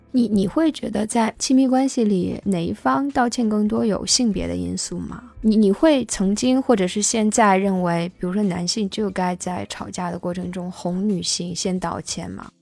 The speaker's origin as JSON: {"language": "Chinese", "country": "China", "said": "我们中国人"}